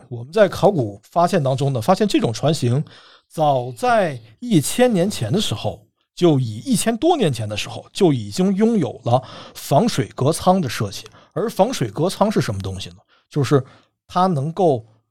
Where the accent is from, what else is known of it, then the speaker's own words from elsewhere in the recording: China; 我们中国人